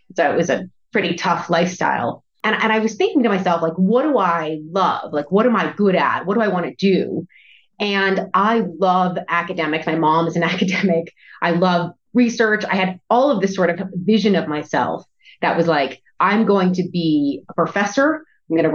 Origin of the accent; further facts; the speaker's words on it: New England, United States; also born or lived in Vermont / Connecticut; now in Jackson, United States; I grew up in the East Coast in New England, kind of Vermont and Connecticut